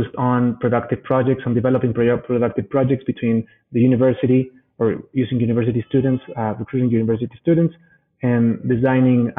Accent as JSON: {"language": "English", "region": "Mexico City", "country": "Mexico", "tie": "born or raised there", "said": "I am Mexican. I was born and raised in Mexico City."}